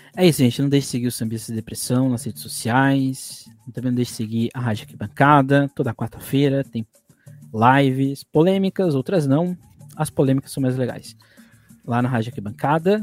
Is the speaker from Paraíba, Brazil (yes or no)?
no; São Paulo, Brazil; eu sou do Grajão, né, nasci lá